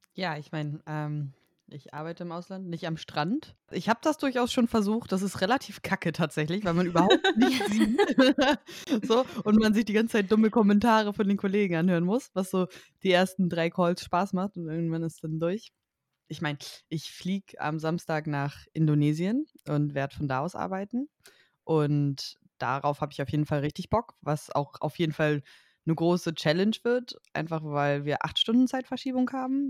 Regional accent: Germany; moved away as an adult; now in Spain; ich als Deutsche arbeite nicht in Deutschland und bin nicht in Deutschland angestellt

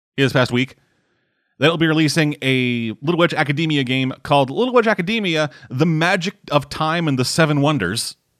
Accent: Canada; I'm Canadian.

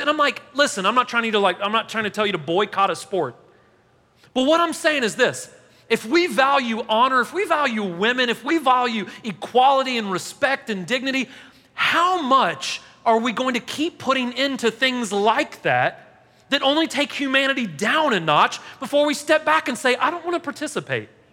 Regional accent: Nashville, Tennessee, United States

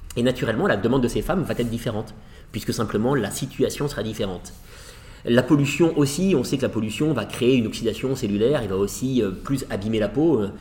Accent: France; je suis français

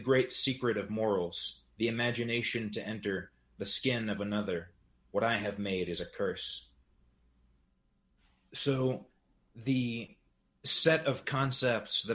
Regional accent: New Hampshire, United States; I'm a poet and translator from New Hampshire

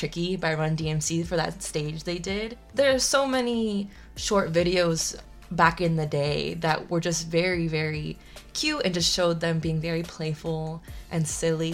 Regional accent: United States; we're coming from America and we're coming from our, you know, Latinx

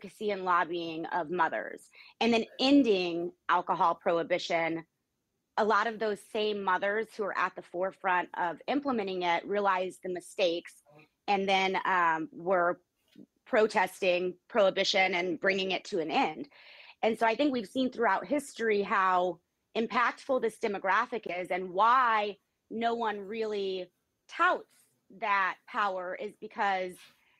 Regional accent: Florida, United States; Florida being my home state

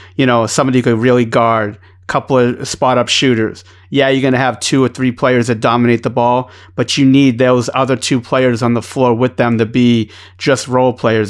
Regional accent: Boston, Massachusetts, United States; accent: Boston; my Boston accent's

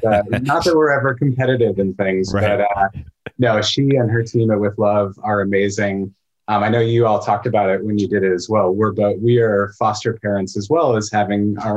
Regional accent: just outside of St. Louis, Missouri, United States; moved away as an adult; now in Portland, United States; I grew up in just outside of St. Louis, Missouri, but I've been in Portland since 2001.

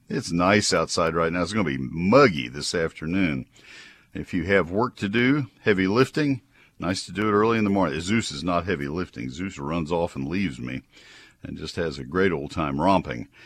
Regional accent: College Station, Texas, United States; when I was a kid, uh, in growing up in College Station

